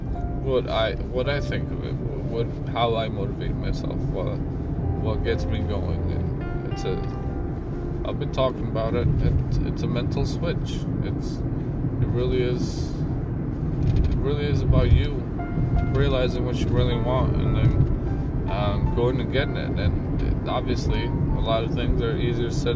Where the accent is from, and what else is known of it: Albania; moved away